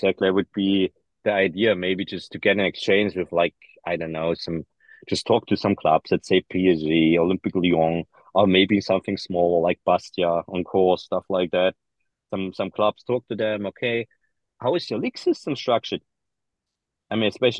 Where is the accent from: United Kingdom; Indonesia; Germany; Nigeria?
Germany; I'm German. I grew up in the German system